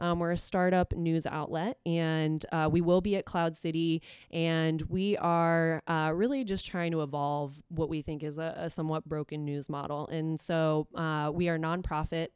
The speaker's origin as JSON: {"language": "English", "town": "Columbus", "region": "Ohio", "country": "United States", "tie": "born or raised there", "also_born_or_lived": "Dublin, Ohio"}